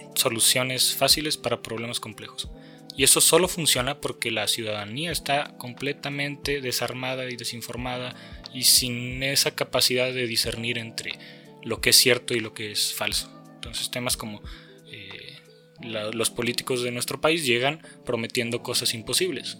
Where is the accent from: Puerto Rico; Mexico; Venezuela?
Mexico; also born or lived in San Luis Potosí / Guadalajara; el México que vivimos